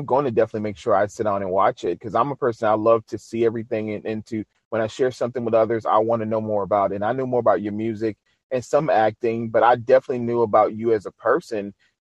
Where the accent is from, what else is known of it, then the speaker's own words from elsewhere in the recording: New Orleans, Louisiana, United States; my hometown, New Orleans, Louisiana.